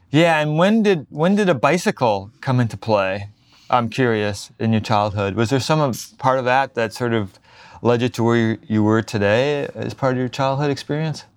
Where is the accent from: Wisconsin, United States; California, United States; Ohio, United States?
Wisconsin, United States; moved away; We spent some time in Wisconsin, that's my home state.